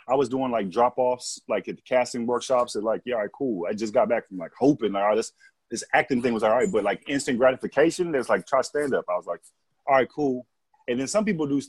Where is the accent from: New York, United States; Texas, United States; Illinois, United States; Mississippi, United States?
Texas, United States; moved away; also born or lived in California; I used to wear a Texas windbreaker to let people know I was from Texas.